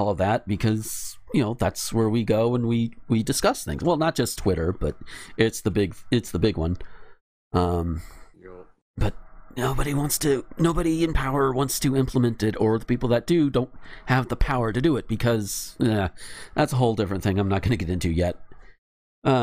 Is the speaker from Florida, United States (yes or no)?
yes; Graceville, Florida, United States; my hometown